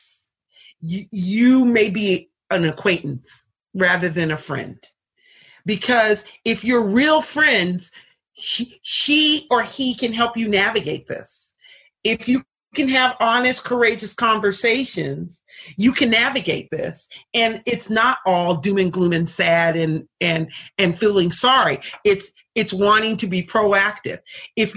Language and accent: English; Seattle, Washington, United States; I grew up in Seattle